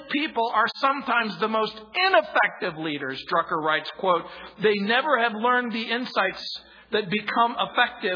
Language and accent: English; United States; I grew up in the Mojave Desert